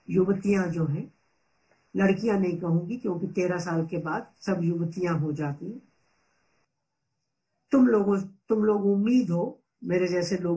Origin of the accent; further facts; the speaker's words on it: Punjab, India; मैं 1946 में पंजाब में पैदा हुई और करोड़ों बच्चों के जैसे गांवों के स्कूल में गई